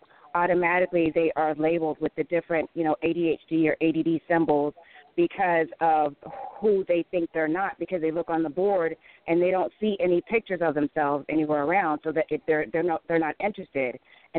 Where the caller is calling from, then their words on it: Chicago, Illinois, United States; from Nubian News with the Z. I'm calling from Chicago.